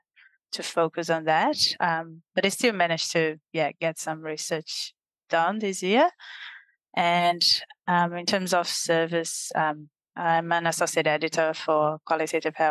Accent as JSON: {"language": "English", "country": "Brazil", "tie": "born or raised there", "moved": "yes", "said": "the experience of living in Brazil, growing up in Brazil itself, has certainly shaped who I am"}